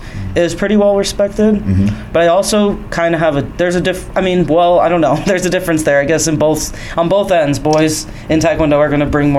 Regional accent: Long Island, New York, United States; I grew up in New York, Long Island

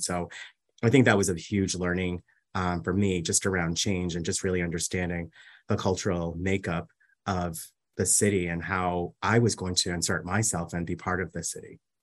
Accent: Massachusetts, United States; moved away as an adult; now in New York City, United States; I was raised in Massachusetts, and I spent the majority of my life in Massachusetts

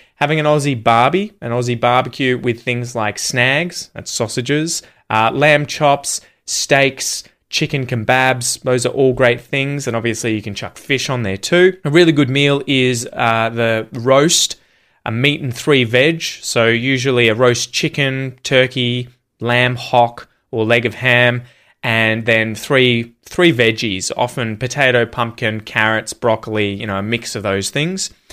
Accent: Yangon, Yangon Region, Myanmar; English is a second language; now in Sydney, Australia; I'm originally from Yangon, Myanmar. Currently, I'm living in Sydney, Australia.

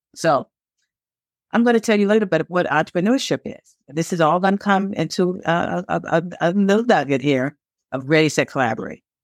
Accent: Chicago, Illinois, United States; I'm from Chicago, Illinois

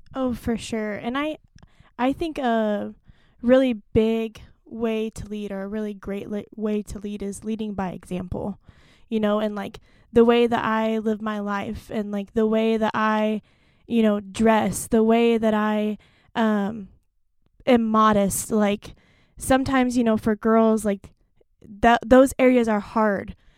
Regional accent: Stillwater, Oklahoma, United States; moved away; I'm originally from Stillwater, Oklahoma

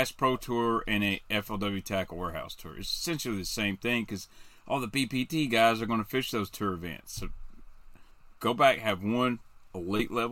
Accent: Benton, United States; born or raised there

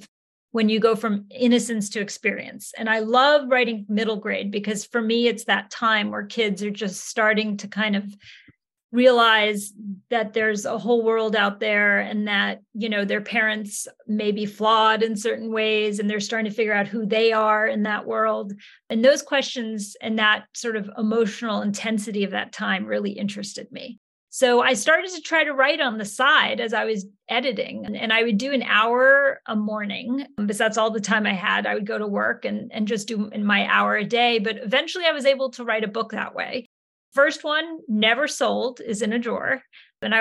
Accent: Yonkers, New York, United States; also born or lived in Hudson River Valley, New York; I grew up in Yonkers, New York. I was actually born in the Hudson River Valley area, but when I was 5 years old, we moved to my grandmother's house in Yonkers

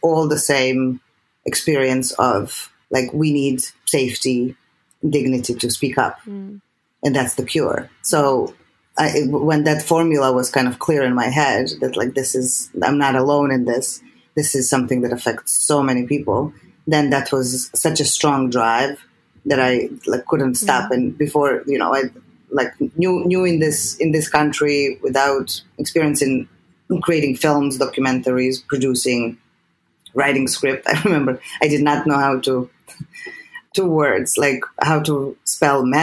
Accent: Serbia; English is a second language; moved away as an adult; I'm from Serbia.

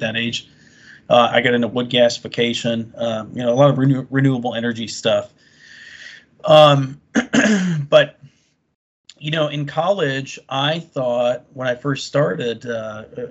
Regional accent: Florida, United States; when I was growing up in Florida

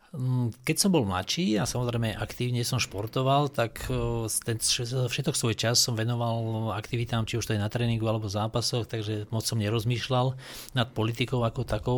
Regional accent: Dolný Kubín, Žilina Region, Slovakia; moved away; vyrastal som v Dolnom Kubíne

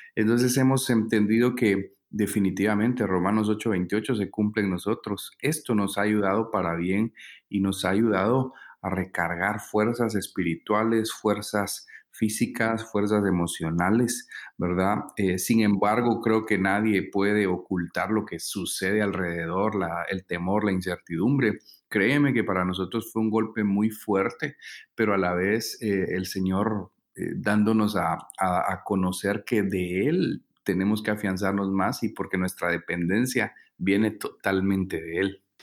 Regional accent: San Marcos, Guatemala; venimos desde San Marcos, Guatemala

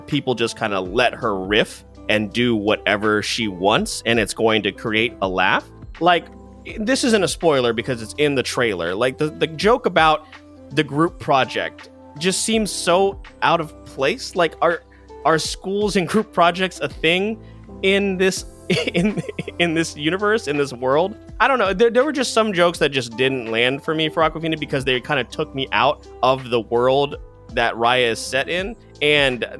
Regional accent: Philippines; me being Filipino

